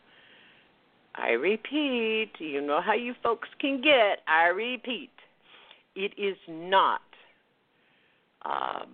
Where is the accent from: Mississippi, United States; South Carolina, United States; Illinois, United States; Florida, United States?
Florida, United States; West Palm Beach; West Palm Beach, Florida, which is my hometown